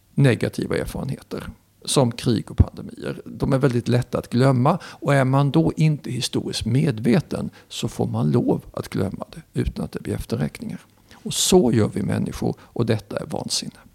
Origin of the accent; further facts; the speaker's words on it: Sweden; sitter jag och skryter som svensk